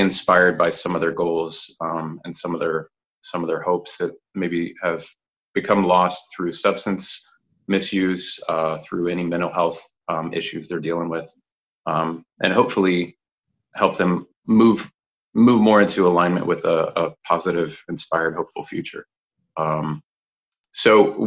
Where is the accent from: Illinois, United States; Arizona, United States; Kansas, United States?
Kansas, United States; moved away; also born or lived in Fort Worth, Texas / Colorado; Born and raised in Kansas, pretty much. Actually born in Fort Worth, Texas at Edna Gladney Adoption Agency